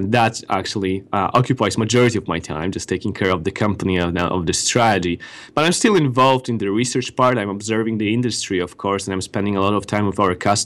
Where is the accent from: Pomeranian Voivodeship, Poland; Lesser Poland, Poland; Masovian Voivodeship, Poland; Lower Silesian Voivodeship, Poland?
Pomeranian Voivodeship, Poland; Gdańsk; moved away as an adult; now in Mountain View, United States; majority of our team resides in Gdańsk, in Poland, north of Poland. This is where I'm originally from